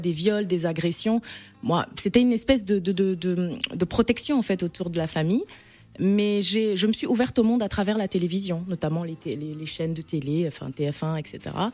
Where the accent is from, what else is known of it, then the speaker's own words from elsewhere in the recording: N'Djamena, Chad; moved away; je suis née, j'ai grandi au Tchad, je suis franco-tchadienne, mais j'ai fait plus de 35 ans de ma vie au Tchad